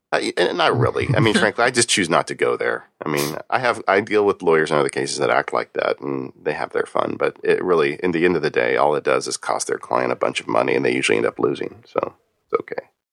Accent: Southern California, United States; growing up in Southern California, everything here is, um, is wood frame stucco covered

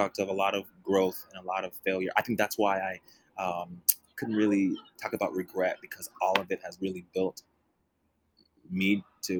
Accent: Dallas, Texas, United States; moved away; also born or lived in San Antonio, Texas; I'm from Dallas, Texas. I spent a lot of time in San Antonio, Texas

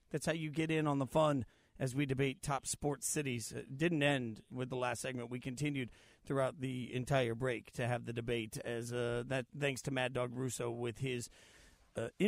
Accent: Atlanta, Georgia, United States; I'm from Atlanta

